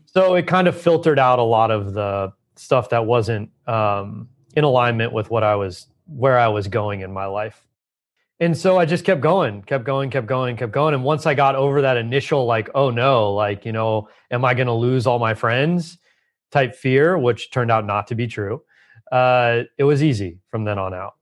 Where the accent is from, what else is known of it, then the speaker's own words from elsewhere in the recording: Southern California, United States; I grew up in Southern California